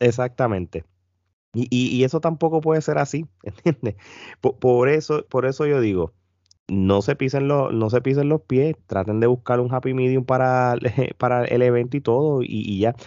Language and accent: Spanish; Puerto Rico; nosotros puertorriqueños